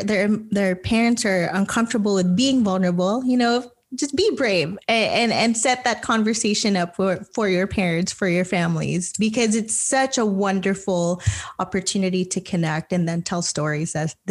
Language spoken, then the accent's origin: English; Philippines; now in Canada; I mean, that is really something that is so core as a Filipino, right?